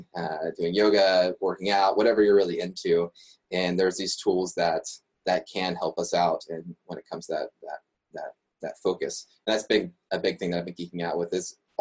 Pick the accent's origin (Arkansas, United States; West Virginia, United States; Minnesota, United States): West Virginia, United States; moved away as an adult; now in Montreal, Canada; I grew up in West Virginia, had lived there for 21 years